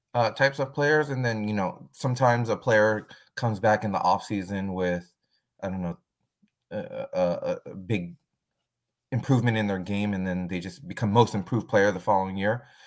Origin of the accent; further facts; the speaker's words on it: San Francisco, California, United States; I'm originally from San Francisco, and now I live right outside of San Francisco